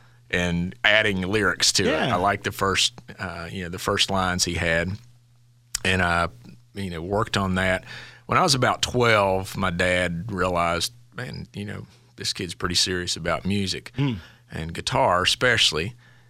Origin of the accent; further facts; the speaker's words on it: Logan, West Virginia, United States; Yeah, I grew up in Logan, West Virginia, down the southern part. So very similar to Osage community, you know, coal mining community. My family were not coal miners.